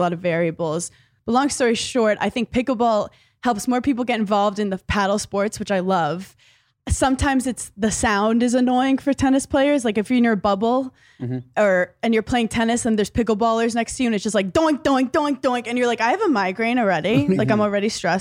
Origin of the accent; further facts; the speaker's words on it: New York City, New York, United States; I grew up in Brooklyn, New York